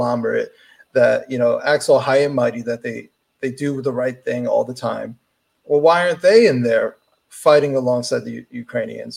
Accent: United States; as an American

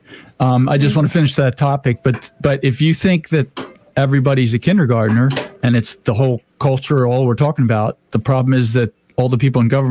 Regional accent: New Jersey, United States; moved away; I grew up in South Jersey

